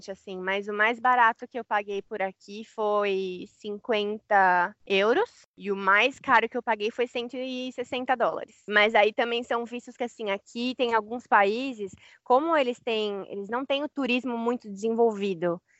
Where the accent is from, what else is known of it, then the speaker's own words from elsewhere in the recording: Brazil; nós somos brasileiros, vivi minha vida inteira no Brasil